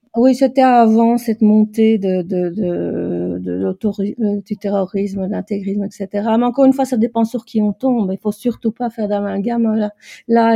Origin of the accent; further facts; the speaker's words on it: Brussels, Brussels-Capital Region, Belgium; je suis de Bruxelles